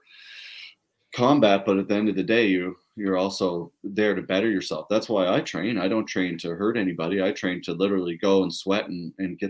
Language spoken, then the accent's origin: English; Pictou, Nova Scotia, Canada; I come from Pictou, so very similar small town fishing community.